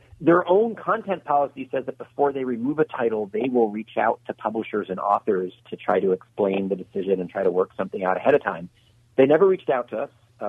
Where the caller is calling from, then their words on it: Luckett, Virginia, United States; I'm in Luckett, Virginia, about 60 miles northwest of D.C.